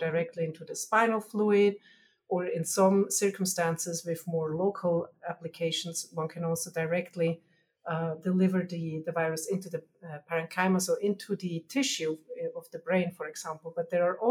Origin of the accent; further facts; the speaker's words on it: Switzerland; accent: Germanish; moved away; I'm originally from Switzerland, so you'll hear my Germanish accent